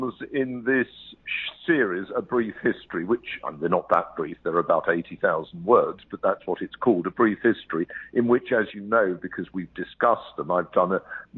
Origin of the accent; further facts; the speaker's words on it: London, United Kingdom; moved away as an adult; I was born in London. I grew up there